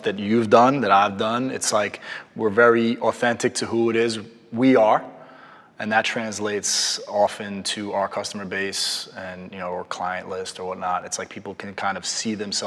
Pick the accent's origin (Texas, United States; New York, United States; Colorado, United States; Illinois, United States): New York, United States; I grew up in New York.